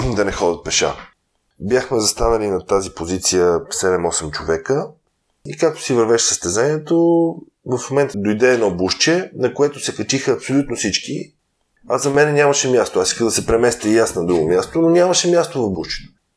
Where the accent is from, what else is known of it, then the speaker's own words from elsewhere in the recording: Bulgaria; съм българин